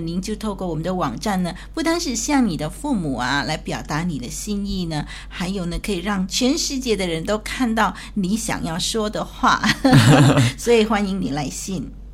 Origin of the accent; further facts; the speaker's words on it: China; 我们中国人的那个“船”这个字啊